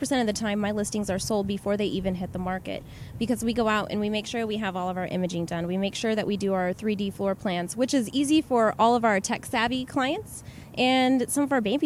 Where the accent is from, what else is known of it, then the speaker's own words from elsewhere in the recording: Tucson, Arizona, United States; It's my hometown